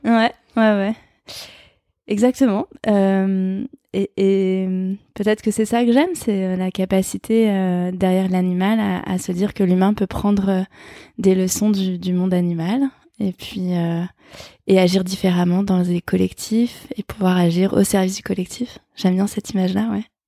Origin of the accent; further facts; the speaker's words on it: France; Je suis née en France